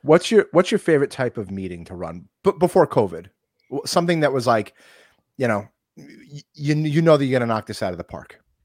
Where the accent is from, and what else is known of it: New York, United States